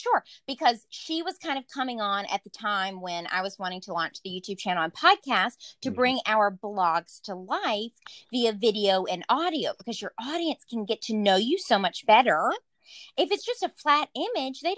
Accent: the South, United States; moved away; I'm from the South

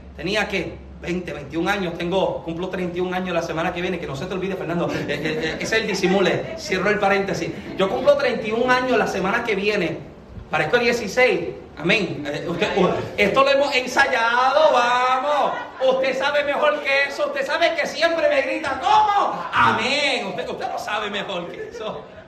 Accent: Puerto Rico; moved away as an adult; yo soy boricua

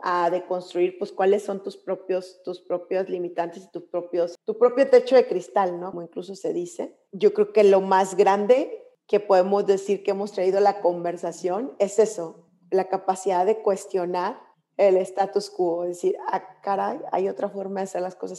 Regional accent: Monclova, Coahuila, Mexico; moved away as an adult; also born or lived in Berkeley; yo soy de Monclova

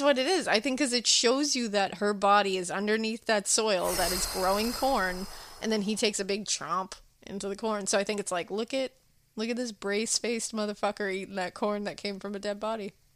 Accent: Massachusetts, United States; I'm from Massachusetts

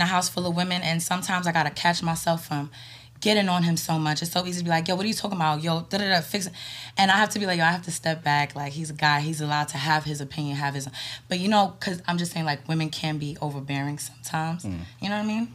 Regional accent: New York, United States; I'm from New York. I'm, I'm lived in New York my whole life

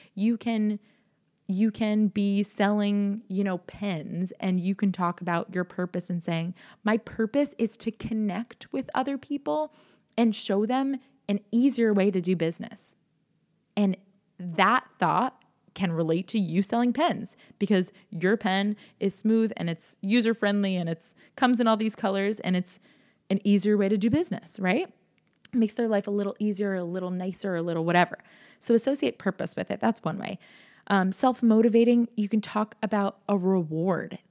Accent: New York, United States; I'm from New York

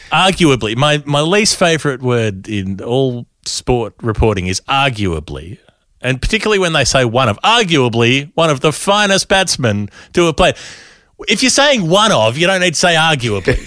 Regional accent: Queensland, Australia; as a Queenslander

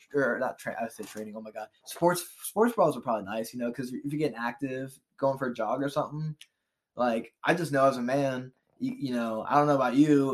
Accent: Cincinnati, Ohio, United States; we're from Cincinnati.

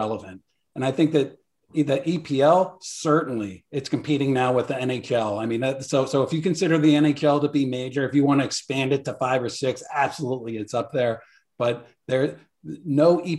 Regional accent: Washington, District of Columbia, United States; My hometown, Washington, D.C.

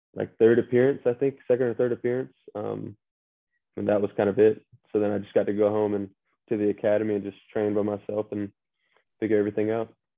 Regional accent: Statesboro, Georgia, United States; from uh, Statesboro, Georgia, about 45 minutes west of uh, Savannah.

